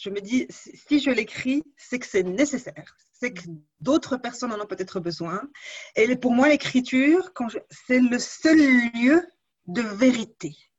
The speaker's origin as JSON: {"language": "French", "country": "Morocco", "tie": "born or raised there", "said": "je suis née au Maroc, je ne voyais pas d'écrivains autour de moi, il n'y avait pas beaucoup de librairies."}